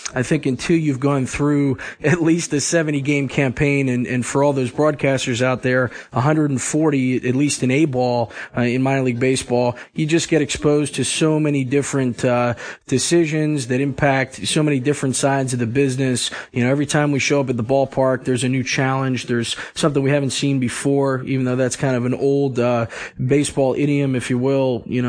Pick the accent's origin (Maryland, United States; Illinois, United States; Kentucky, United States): Maryland, United States; Elkridge; also born or lived in North Carolina; And I'm from just south of Baltimore, Maryland, in a town called Elk Ridge. I grew up a big O's fan